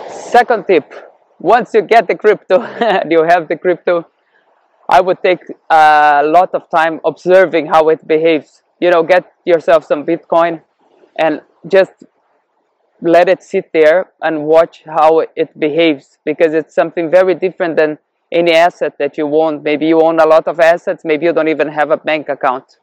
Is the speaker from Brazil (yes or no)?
yes; Brazil; born there; also born or lived in Canada / Europe / Cape Verde; I was born in Brazil and I experienced hyperinflation there and also I've been living in Canada and Europe where economy has been a lot more stable. Also in Africa, in the Cape Verde Islands.